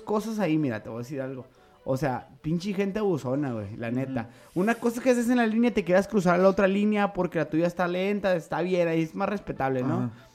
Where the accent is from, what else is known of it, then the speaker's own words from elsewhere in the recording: Mexico; los que realmente somos mexicanos